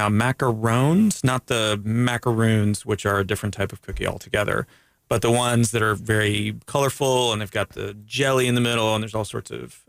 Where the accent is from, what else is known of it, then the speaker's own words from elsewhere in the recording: Daytona Beach, Florida, United States; So again, growing up in Daytona, I wore flip-flops.